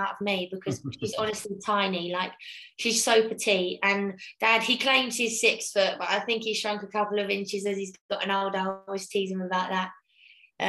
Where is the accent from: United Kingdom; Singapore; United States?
United Kingdom; Croxley Green, East of England; moved away; I'm actually from a little town called Croxley Green